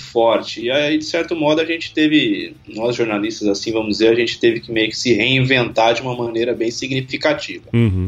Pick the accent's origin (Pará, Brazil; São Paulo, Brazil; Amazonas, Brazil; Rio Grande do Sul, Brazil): São Paulo, Brazil; sou de São Paulo, capital mesmo